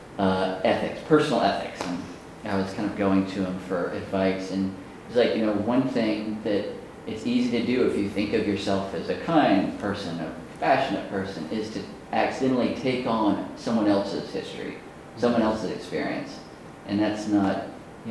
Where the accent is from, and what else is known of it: Natchez, Mississippi, United States; born or raised there; moved away